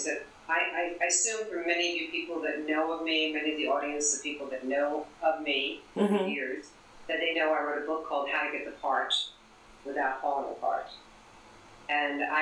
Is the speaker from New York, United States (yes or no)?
yes; New York City, New York, United States; moved away; I was born in Brooklyn